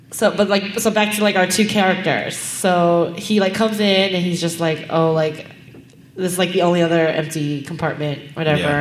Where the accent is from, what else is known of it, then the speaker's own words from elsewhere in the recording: Los Angeles, California, United States; I'm from Los Angeles.